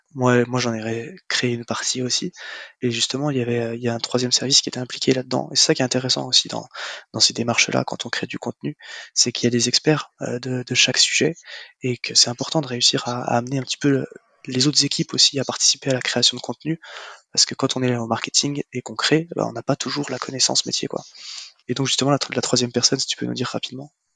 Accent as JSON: {"language": "French", "town": "Marseille", "region": "Provence-Alpes-Côte d'Azur", "country": "France", "said": "nous sommes Marseillais"}